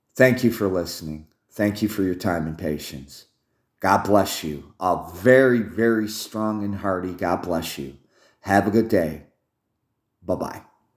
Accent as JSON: {"language": "English", "country": "United States", "said": "as an American"}